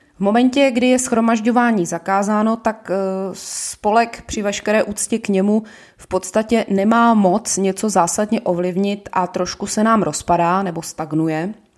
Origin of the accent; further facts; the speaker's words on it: Ostrava, Moravian-Silesian Region, Czechia; now in Prague, Czech Republic; Jsem rodačka z Ostravy a žiju v Praze Nuslích.